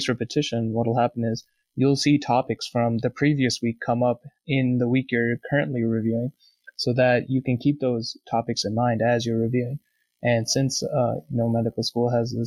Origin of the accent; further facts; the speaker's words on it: Boston, Massachusetts, United States; moved away as an adult; now in Vermont, United States; I'm from Boston and my family still lives near Boston